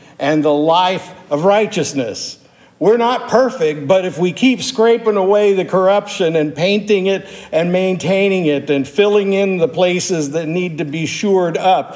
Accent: Pittsburgh, Pennsylvania, United States; also born or lived in Louisville metropolitan area; now in Louisville, United States; I grew up in Pittsburgh, Pennsylvania

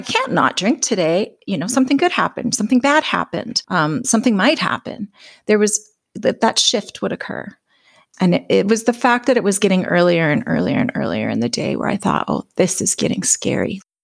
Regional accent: Alberta, Canada; I'm from Alberta, Canada

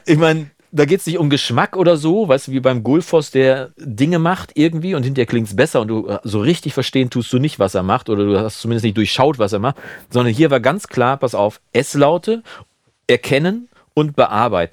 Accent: Münsterland, North Rhine-Westphalia, Germany; bei uns in Münsterland

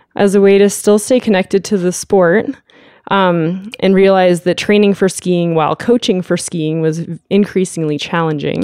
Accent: Lake Tahoe, California, United States; now in Lander, United States; I grew up in Lake Tahoe, California

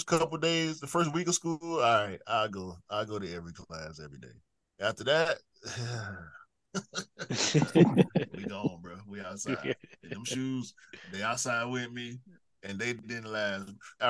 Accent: Atlanta, Georgia, United States; Born and raised, yeah.

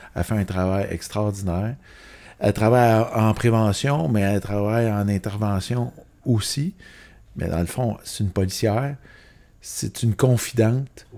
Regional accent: Laval, Quebec, Canada; je viens de Laval, euh, je viens d'une famille sans problème nécessairement

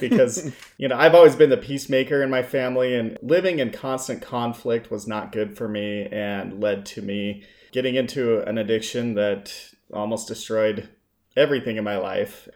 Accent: Salt Lake City, Utah, United States; moved away as an adult; also born or lived in Las Vegas, Nevada / Saint George, Utah; I grew up in Salt Lake City, Utah

